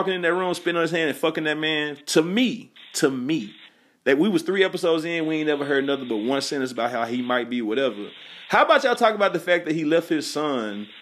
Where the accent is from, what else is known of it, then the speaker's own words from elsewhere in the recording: the South, United States; I'm from the South